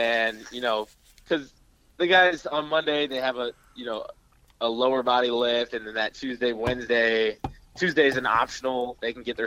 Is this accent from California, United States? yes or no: yes; hometown hit by the Camp Fire, California, United States; the people in my hometown